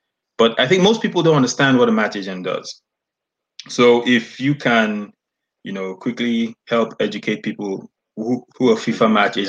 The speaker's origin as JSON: {"language": "English", "country": "Nigeria", "said": "I'm Nigerian"}